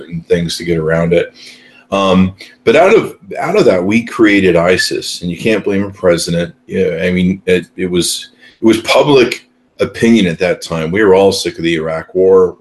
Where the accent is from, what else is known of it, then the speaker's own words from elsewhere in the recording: United States; an American citizen